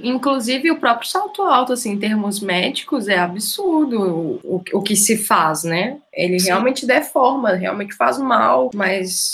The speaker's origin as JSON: {"language": "Portuguese", "town": "Divinópolis", "region": "Minas Gerais", "country": "Brazil", "moved": "yes", "said": "eu sou de Divinópolis, que é a capital mineira da moda"}